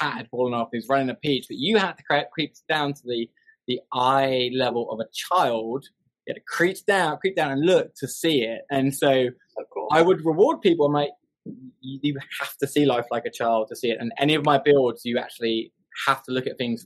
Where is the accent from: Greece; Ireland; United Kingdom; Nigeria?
United Kingdom; England; now in Montgomery, United States; I live in Alabama. I'm from England